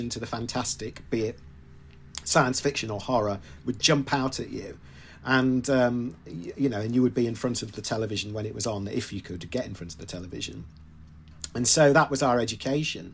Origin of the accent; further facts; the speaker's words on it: Leeds, Yorkshire and the Humber, United Kingdom; where I was growing up in Leeds